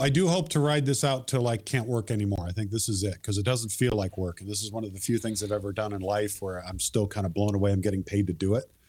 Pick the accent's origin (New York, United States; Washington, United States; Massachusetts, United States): Washington, United States; Marysville; growing up in Marysville